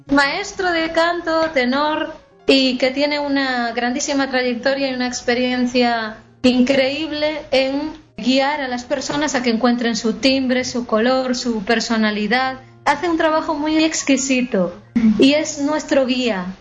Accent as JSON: {"language": "Spanish", "region": "Galicia", "country": "Spain", "said": "que soy gallega"}